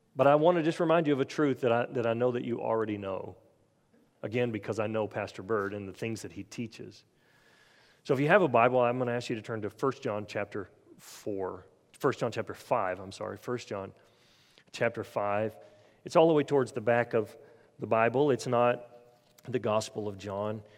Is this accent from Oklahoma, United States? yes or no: yes; Oklahoma, United States; moved away; I'm, I'm originally from Oklahoma